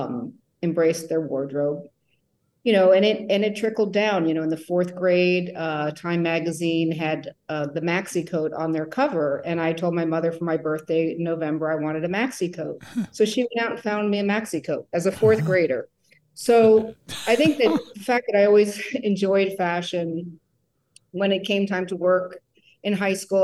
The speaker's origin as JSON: {"language": "English", "region": "New Jersey", "country": "United States", "tie": "born or raised there", "also_born_or_lived": "New York", "moved": "as an adult", "lives_now": "San Francisco, United States", "said": "I grew up in New Jersey"}